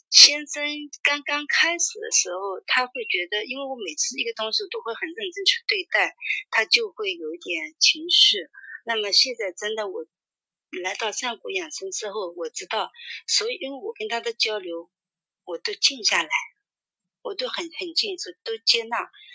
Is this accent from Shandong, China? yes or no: no; Tonglu, Zhejiang, China; 我是杭州桐庐的